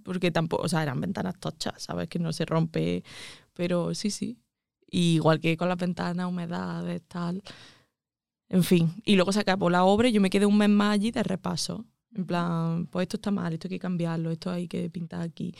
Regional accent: Andújar, Andalusia, Spain; moved away as an adult; also born or lived in Madrid

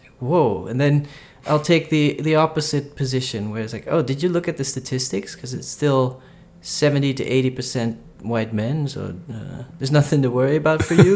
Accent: Brazil; I'm from Brazil

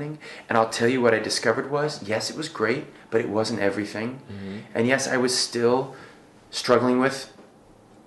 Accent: Findlay, Ohio, United States; moved away as an adult; also born or lived in London; now in New York, United States; I came from Findlay, Ohio, and I was 18 years old

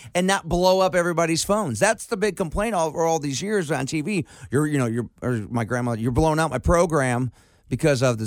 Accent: Cleveland, Ohio, United States; moved away as an adult; now in Cincinnati, United States; growing up in Cleveland

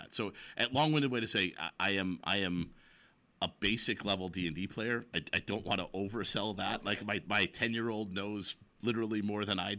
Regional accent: Chicago, Illinois, United States; now in Kirkland, United States; I grew up in Chicago

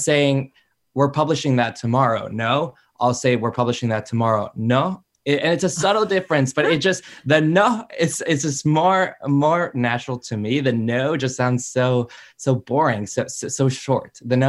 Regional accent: Chicago, Illinois, United States; I grew up in Chicago, very much American, but very much Mexican as well.

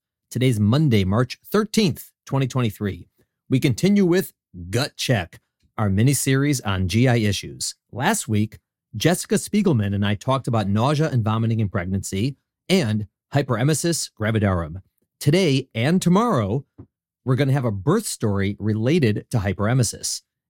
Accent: Chicago, Illinois, United States; I'm from Chicago, so Illinois.

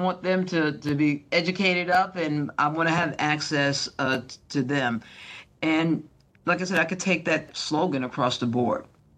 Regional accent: Long Island, New York, United States; now in Georgia, United States; You're probably trying to figure out my accent. It's been across the United States, and I'm sure lots of influences. Born and raised on Long Island, New York. From Long Island, New York, we went to Georgia, a town right outside of Atlanta, Georgia.

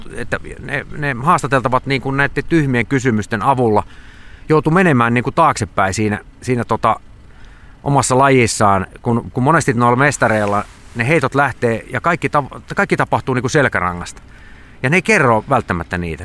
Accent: Savonlinna, South Savo, Finland; mä oon niin Savonlinnasta kotoisin sit Saima, Saiman rannalla asunut koko ikäni

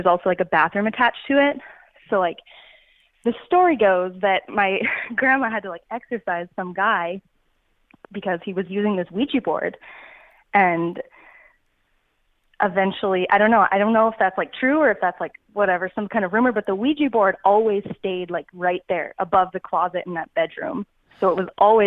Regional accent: Texas, United States; I'm from Texas

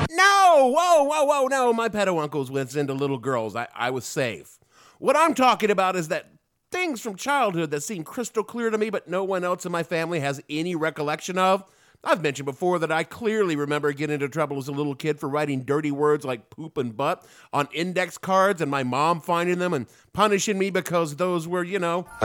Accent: Southern United States, United States; accent: southern; my southern accent was so thick when I was a kid

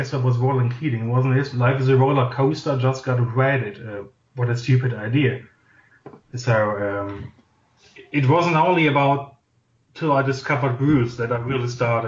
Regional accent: Oberhausen, North Rhine-Westphalia, Germany; English is a second language; I've grown up in the town of Oberhausen. That's in Western Germany.

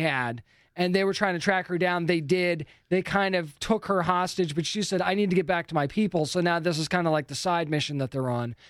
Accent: New England, United States; being from New England

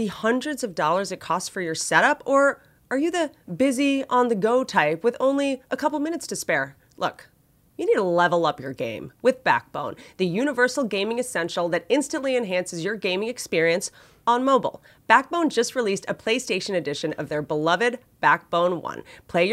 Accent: United States; I am American

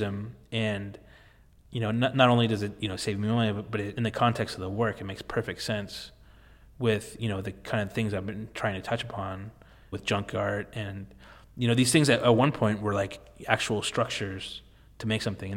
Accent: Alameda, California, United States; I grew up in Alameda

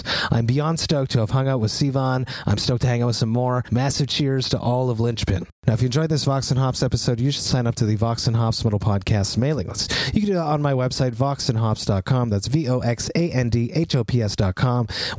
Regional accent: Montreal, Quebec, Canada; I am from Montreal. It is a metal mecca.

